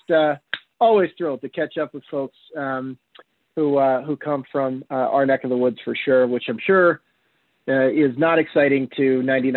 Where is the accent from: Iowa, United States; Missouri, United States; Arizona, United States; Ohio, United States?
Iowa, United States; Northeast; where I grew up in Northeast Iowa